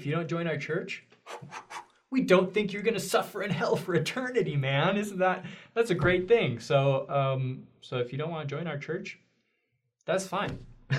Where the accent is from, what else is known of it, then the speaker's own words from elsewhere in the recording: Oregon, United States; moved away; also born or lived in Mexico / New Zealand; I was raised in Oregon, man. Oregon. That's far from the Utah bubble